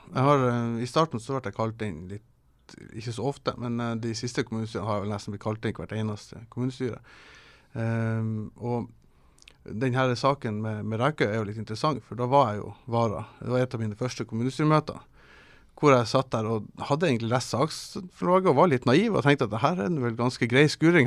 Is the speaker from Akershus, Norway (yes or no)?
no; Kabelvåg, Nordland, Norway; also born or lived in Tromsø; now in Svolvær, Norway; jeg kommer fra Kablag